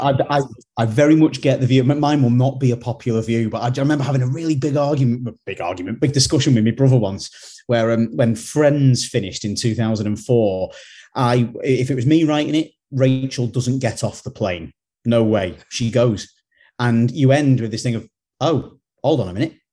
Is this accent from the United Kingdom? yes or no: yes; United Kingdom; we're from Britain